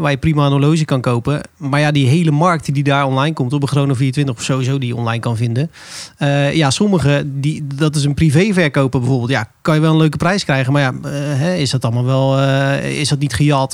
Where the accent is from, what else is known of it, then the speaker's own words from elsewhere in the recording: Zeeland, Netherlands; moved away; Ik kom oorspronkelijk uit Zeeland